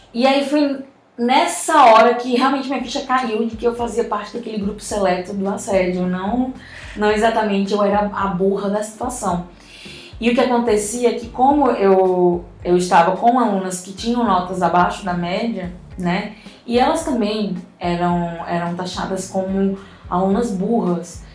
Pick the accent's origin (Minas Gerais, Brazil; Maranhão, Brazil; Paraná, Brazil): Maranhão, Brazil; São Luís; eu nasci em São Luís do Maranhão